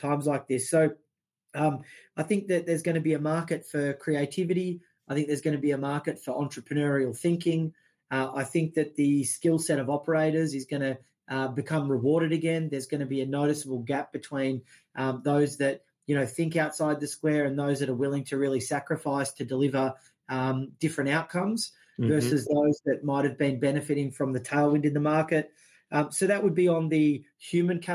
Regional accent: Australia; as an Australian

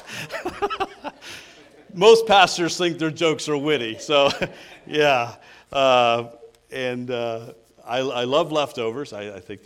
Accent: Georgia, United States; moved away as an adult; I grew up in Georgia

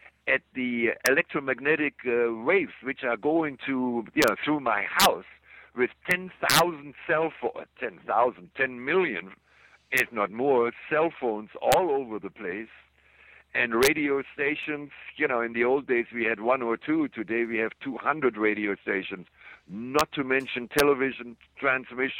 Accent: Germany; moved away; when I grew up in Germany after the war, I lived for my 5 years in a house without electricity in a little village

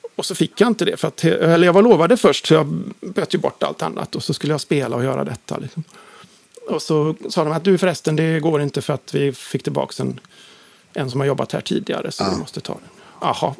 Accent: Uddevalla, Västra Götaland, Sweden; moved away as an adult; now in Gothenburg, Sweden; Sundsandvik där jag växte upp utanför Uddevalla

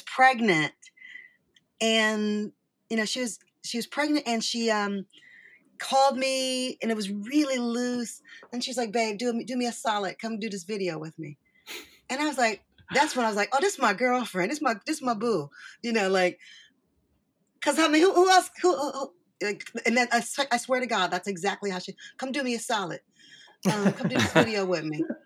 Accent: Michigan, United States; I'm from Michigan

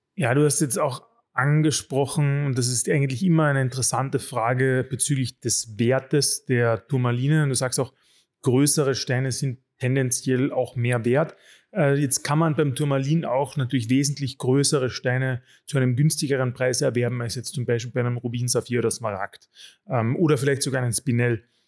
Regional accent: Carinthia, Austria; als Kärntner habe ich

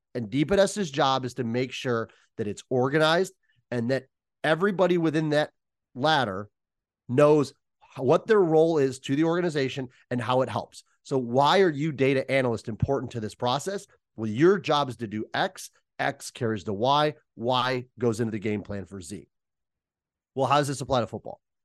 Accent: Ohio, United States; now in Chicago, United States; my home or my hometown

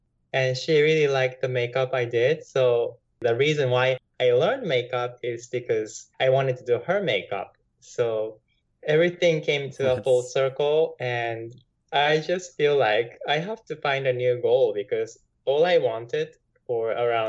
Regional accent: Japan; now in United States; Since I grew up in Japan, when I came to the U.S.

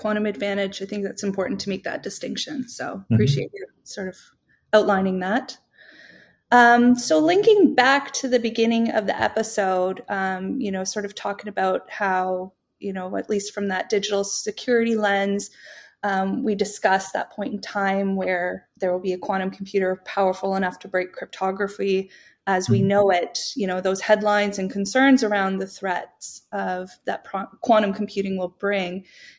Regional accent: Canada; I'm Canadian

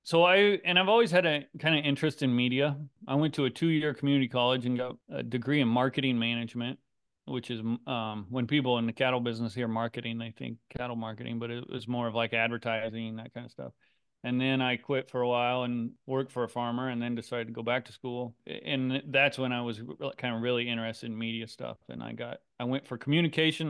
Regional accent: Griswold, Iowa, United States; Griswold, Iowa is the town I grew up

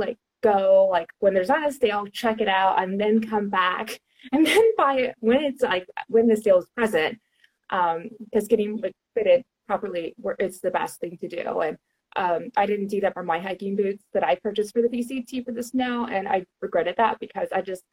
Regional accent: Houston, Texas, United States; now in San Jose, United States; I'm like from Houston, Texas, born and raised. I moved all over

